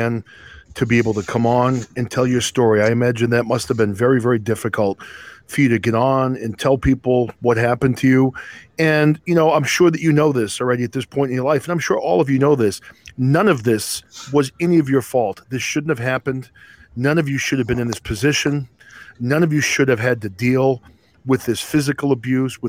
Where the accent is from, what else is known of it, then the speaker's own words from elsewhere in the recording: New England, United States; I was a Catholic growing up in New England